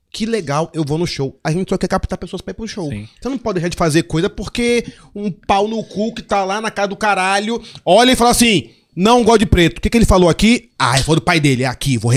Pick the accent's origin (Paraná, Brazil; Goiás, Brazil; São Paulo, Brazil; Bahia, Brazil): Paraná, Brazil; Curitiba; born there; also born or lived in Porto Velho / Manaus / Salvador / Brasília; eu nasci em Curitiba, aí morei em Porto Velho, morei em Manaus, morei em Salvador, morei em Brasília, morei em Resende, morei no Rio. E aí morei em Recife.